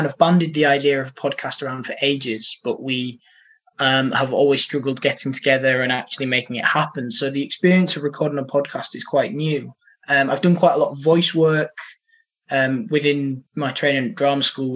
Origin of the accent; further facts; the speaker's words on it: Horbury, Yorkshire and the Humber, United Kingdom; moved away as an adult; now in Manchester, United Kingdom; Horbury is a massive part of my life. I grew up there